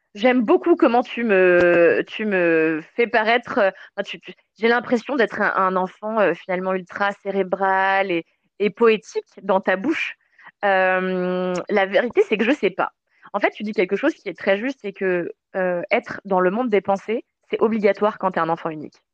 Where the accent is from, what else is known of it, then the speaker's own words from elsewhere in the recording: Levallois-Perret, Île-de-France, France; also born or lived in Mauritius; quand j'étais petite, j'habitais à Levallois